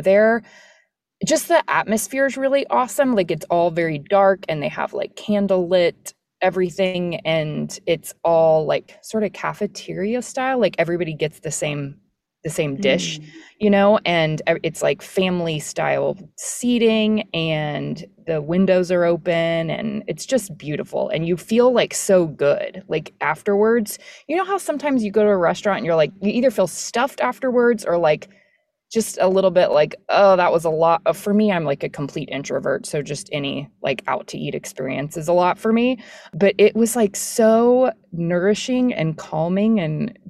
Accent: Austin, Texas, United States; moved away as an adult; now in Dallas, United States; I'm from Austin

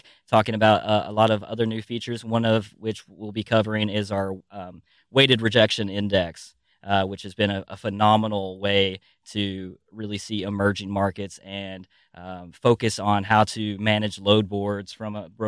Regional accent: near Chattanooga, North Georgia, United States; I am from Tennessee. Well, North Georgia, right across the state line, but I claim Chattanooga because I could throw rocks at it from my house.

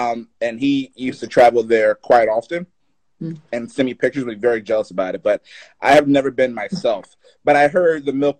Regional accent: Philadelphia, Pennsylvania, United States; I'm from. I'm from Philly.

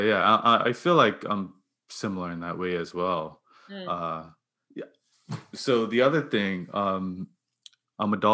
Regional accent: Bermuda; I grew up in Bermuda

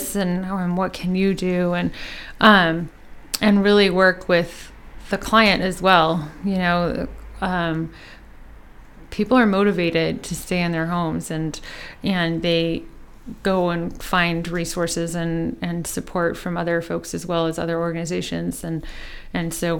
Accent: Bay Area, near San Francisco, California, United States; moved away as an adult; also born or lived in Eugene, Oregon; now in Seattle, United States; I grew up in the Bay Area of near San Francisco in California, and lived there until the end of high school

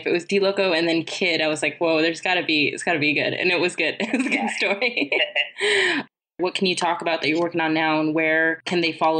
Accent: Southern California, United States; I grew up there.

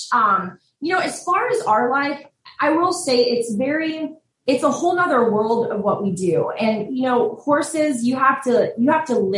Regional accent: Southlake, Texas, United States; yeah we grew up in Southlake, which is like

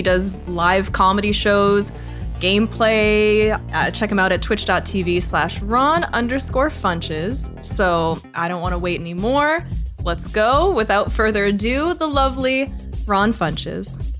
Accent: Canada; now in Los Angeles, United States; as a Canadian

